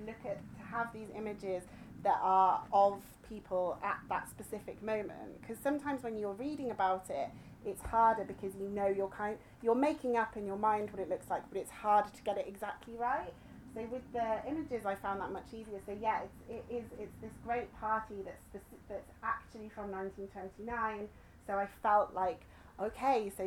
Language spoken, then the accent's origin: English; Cornwall, South West England, United Kingdom; I grew up in Cornwall